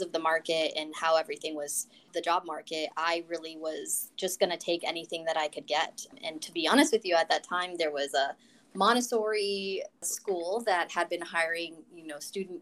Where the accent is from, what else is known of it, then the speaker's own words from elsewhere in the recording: Colorado Springs, Colorado, United States; moved away as an adult; also born or lived in Denver, Colorado; now in Washington, DC, United States; I hail from Colorado, Colorado Springs specifically, and I grew up there pretty much my entire life